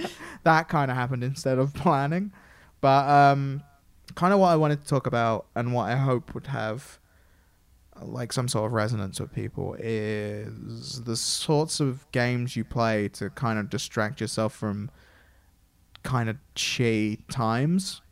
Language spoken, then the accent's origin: English; England, United Kingdom; I'm obviously English and from England